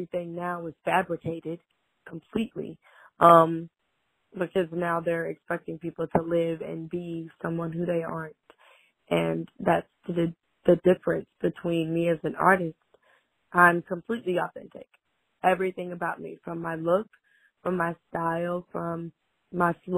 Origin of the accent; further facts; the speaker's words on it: Fort Mill, South Carolina, United States; now in Rock Hill, United States; I am from Fort Mill, South Carolina. I live in Rock Hill, South Carolina.